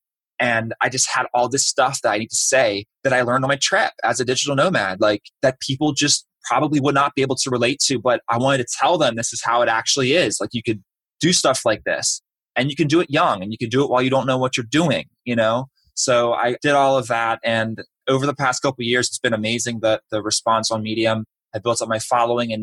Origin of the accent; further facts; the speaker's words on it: Baltimore, Maryland, United States; moved away as an adult; also born or lived in Orlando; I'm from Baltimore originally.